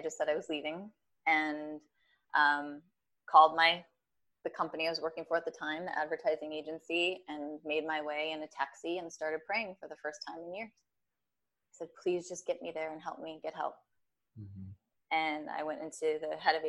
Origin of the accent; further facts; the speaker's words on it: Minneapolis, Minnesota, United States; I was born and raised in Minneapolis, right. Minnesota.